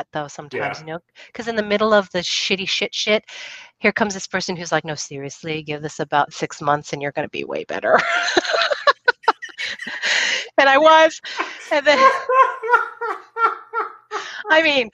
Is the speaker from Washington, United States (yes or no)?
yes; Puyallup, Washington, United States; also born or lived in McChord Air Force Base, Washington; I grew up on the Air Force Base, McCord Air Force Base